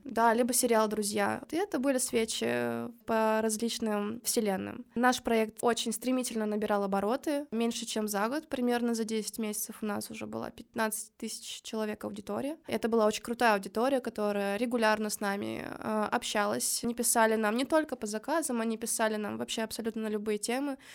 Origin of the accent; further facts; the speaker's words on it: Kirov, Kirov Oblast, Russia; moved away as an adult; now in Saint Petersburg, Russia; Я до этого жила в городе Киров